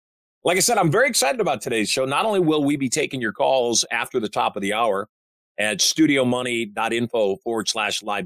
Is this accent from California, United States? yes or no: no; Michigan, United States; I'm a Michigander